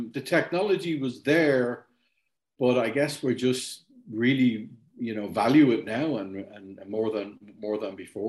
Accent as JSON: {"language": "English", "town": "Dublin", "region": "Leinster", "country": "Ireland", "tie": "born or raised there", "also_born_or_lived": "Germany", "lives_now": "Tipperary, Ireland", "said": "I was born in Ireland, not in Tipperary where I am now. I was born in Dublin."}